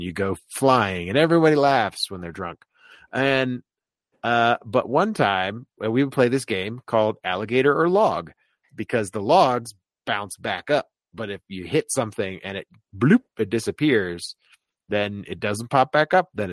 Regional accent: Florida, United States; I grew up in Florida

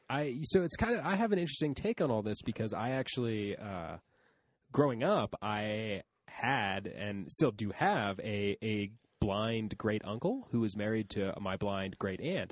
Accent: Canton, United States; they lived in Detroit and I grew up in Canton

